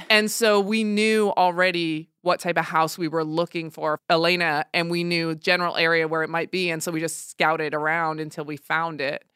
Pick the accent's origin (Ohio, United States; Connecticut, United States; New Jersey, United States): New Jersey, United States; I was raised in Jersey, right across the bridge from Manhattan